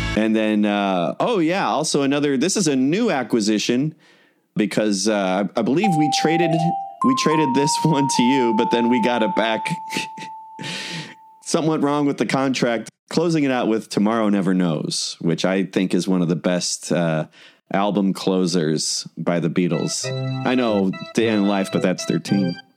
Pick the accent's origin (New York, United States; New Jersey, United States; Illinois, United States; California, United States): Illinois, United States; Chicago; we're both from Chicago